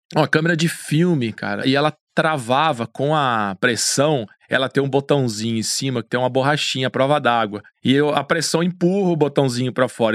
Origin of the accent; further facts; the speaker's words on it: Campinas, São Paulo, Brazil; also born or lived in Foz do Iguaçu; eu nasci em Campinas, no meio da cidade, cara. Apesar de ter sido criado no meio da cidade